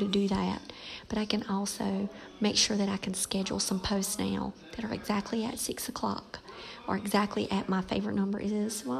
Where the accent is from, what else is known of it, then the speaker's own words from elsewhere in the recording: Robeson County, North Carolina, United States; moved away; Robeson County, dear to my heart, that's my raising place